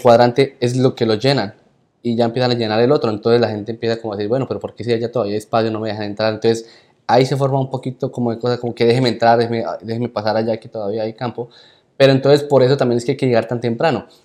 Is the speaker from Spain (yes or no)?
no; Colombia; como todo buen colombiano